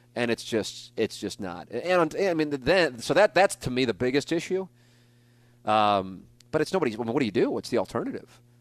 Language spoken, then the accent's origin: English; St. Louis, Missouri, United States; I got to work in my hometown market for twenty years.